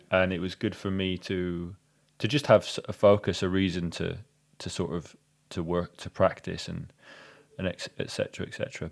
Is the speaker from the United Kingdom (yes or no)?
yes; United Kingdom; we're British slash European